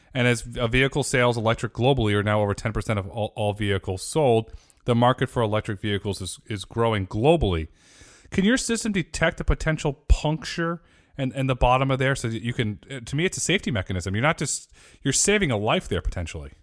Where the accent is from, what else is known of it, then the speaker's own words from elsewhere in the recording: Northeast, United States; I grew up in the Northeast